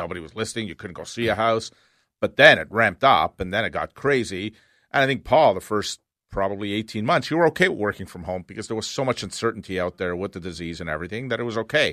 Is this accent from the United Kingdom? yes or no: no; Canada; We're Canadians